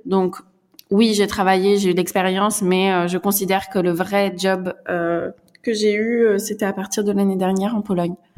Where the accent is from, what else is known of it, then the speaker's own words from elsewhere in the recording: central France, France; moved away as an adult; now in Warsaw, Poland; Je suis française, je viens du centre de la France